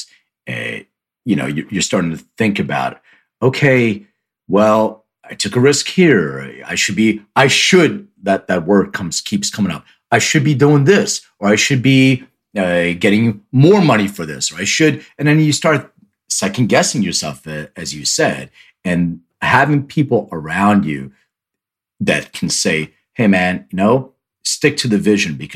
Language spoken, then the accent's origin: English; Philadelphia, Pennsylvania, United States; I grew up in Philly